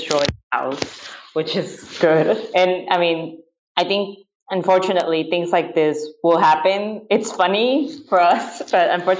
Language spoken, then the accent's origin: English; Peru; I grew up in Peru